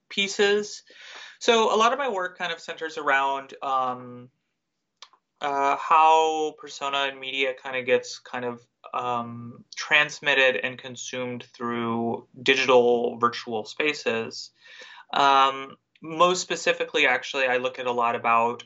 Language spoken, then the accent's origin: English; the South, United States; growing up in the South in the middle of nowhere